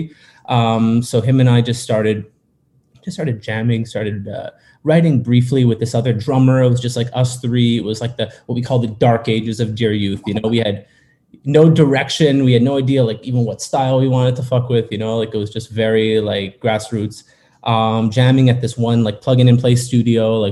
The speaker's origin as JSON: {"language": "English", "town": "Montreal", "region": "Quebec", "country": "Canada", "said": "I'm from Montreal, Quebec, up in Canada"}